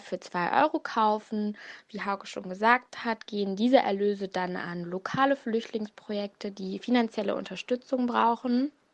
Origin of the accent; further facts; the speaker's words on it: Hanover, Lower Saxony, Germany; moved away as an adult; now in Mönchengladbach, Germany; Ich komme eigentlich aus Hannover